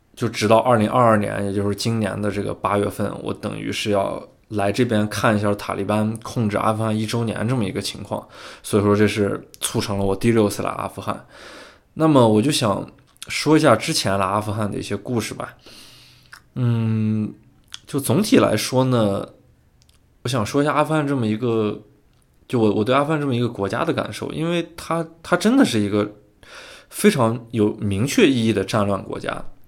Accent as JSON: {"language": "Chinese", "country": "China", "said": "我说我是，中国人"}